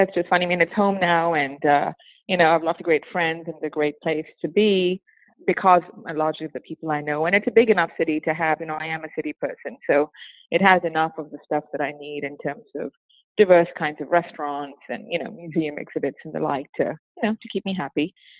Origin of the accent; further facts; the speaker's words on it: Malaysia; also born or lived in Singapore / St. Martin / Madrid / New York City; now in Dallas, United States; So I am a almost 52-year-old Indian woman born and raised in Malaysia. I lived in a variety of different places in the world, including Malaysia, Singapore, St. Martin in the Caribbean, Madrid, Spain, New York City, and now Dallas, Texas